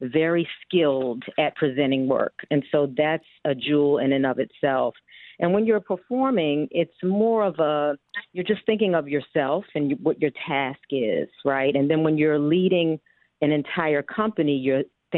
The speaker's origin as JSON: {"language": "English", "town": "Baltimore", "region": "Maryland", "country": "United States", "also_born_or_lived": "New York", "moved": "yes", "lives_now": "Chicago, United States", "said": "I'm originally from Baltimore, Maryland"}